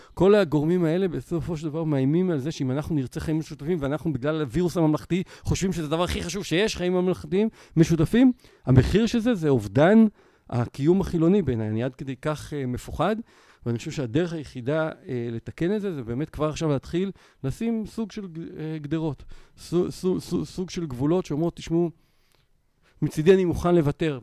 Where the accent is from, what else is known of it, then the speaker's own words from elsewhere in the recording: Israel; אני ישראלי פוסט-יהודי